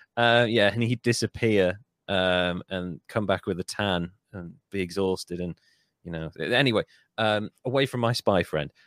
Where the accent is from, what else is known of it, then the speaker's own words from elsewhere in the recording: Wales, United Kingdom; I'm Welsh.